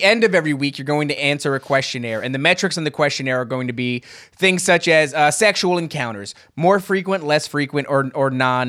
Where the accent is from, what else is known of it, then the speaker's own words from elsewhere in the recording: New Jersey, United States; Hey, I know I'm from New Jersey.